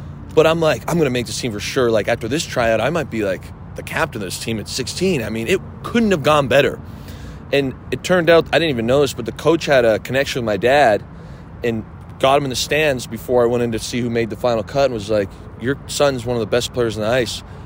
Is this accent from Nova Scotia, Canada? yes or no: no; LaSalle, Ontario, Canada; as a kid growing up in LaSalle